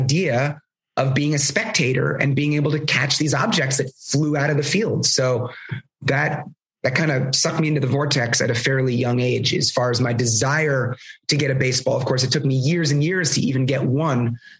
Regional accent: Canada; growing up in the Canadian tundra, whatever.

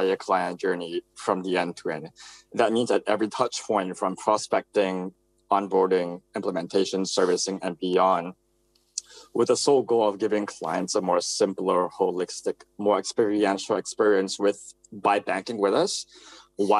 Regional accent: Singapore; also born or lived in United States; I was born in Singapore, went to school in the US and Singapore as well.

